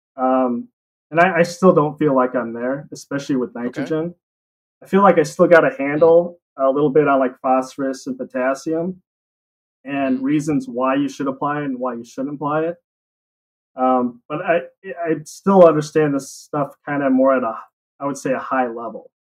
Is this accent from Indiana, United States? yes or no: no; La Crosse, Wisconsin, United States; accent: Wisconsin; also born or lived in Utah; I grew up here